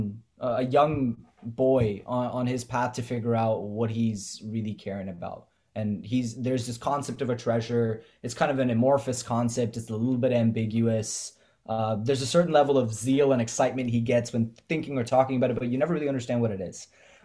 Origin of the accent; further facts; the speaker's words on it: Bay Area, California, United States; I grew up in the Bay Area